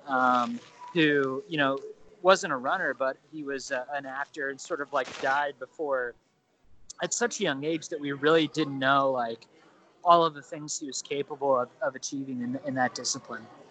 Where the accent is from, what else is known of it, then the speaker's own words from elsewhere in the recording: Ohio, United States; also born or lived in Indiana / Illinois; growing up in ohio